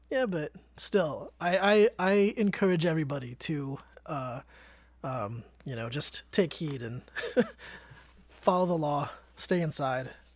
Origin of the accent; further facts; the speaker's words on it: Vallejo, California, United States; I grew up in Vallejo